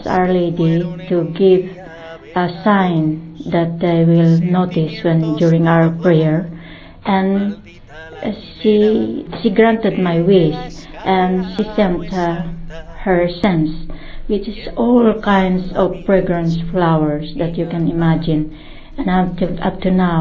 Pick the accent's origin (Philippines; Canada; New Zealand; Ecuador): Philippines; from the Philippines